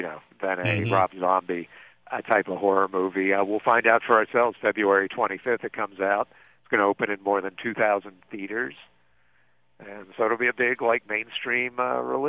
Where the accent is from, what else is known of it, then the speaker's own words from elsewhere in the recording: Pittsburgh, Pennsylvania, United States; moved away; my hometown of Pittsburgh